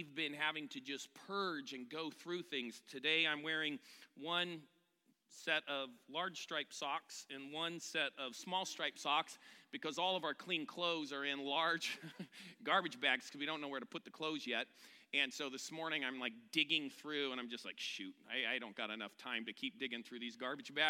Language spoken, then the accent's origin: English; California, United States; I'm from California